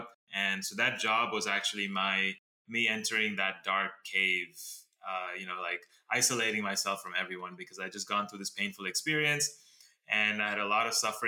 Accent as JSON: {"language": "English", "region": "Dubai", "country": "United Arab Emirates", "tie": "born or raised there", "moved": "yes", "lives_now": "Los Angeles, United States", "said": "I am currently in LA, but I was born and brought up in Dubai in the Middle East, and then I moved to America about 2001."}